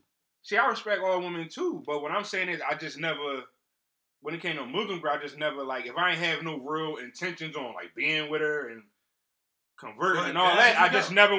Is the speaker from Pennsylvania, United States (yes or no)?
yes; Philadelphia, Pennsylvania, United States; I'm from South Philly.